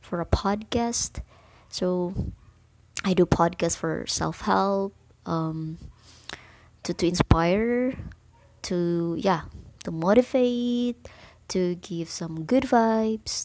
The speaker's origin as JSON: {"language": "English", "area": "Bohol", "region": "Central Visayas", "country": "Philippines", "said": "I'm from Bohol actually"}